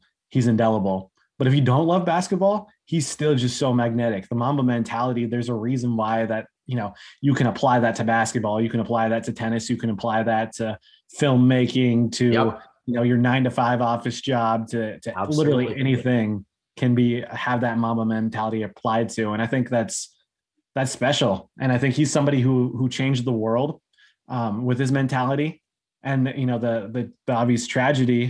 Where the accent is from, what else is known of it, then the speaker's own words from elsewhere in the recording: Southern California, United States; also born or lived in Hawaii; growing up in Southern California